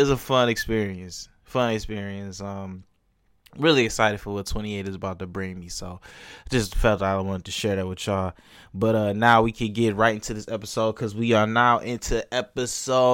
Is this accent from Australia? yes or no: no; Detroit, Michigan, United States; moved away; I'm originally from Detroit